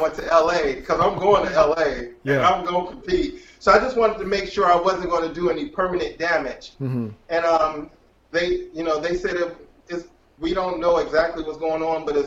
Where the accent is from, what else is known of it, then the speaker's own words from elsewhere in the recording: Detroit, Michigan, United States; We come from Detroit